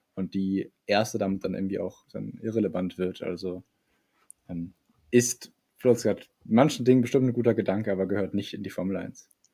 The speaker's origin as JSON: {"language": "German", "country": "Germany", "said": "Wir Deutschen"}